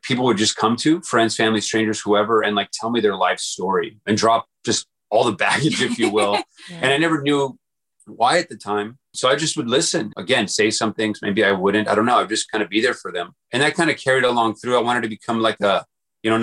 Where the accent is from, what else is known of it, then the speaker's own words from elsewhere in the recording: El Paso, Texas, United States; moved away as an adult; I grew up in El Paso, Texas, small town, in a small house, kind of, you know, really USA poor, and was there until 18 years old before moving out to college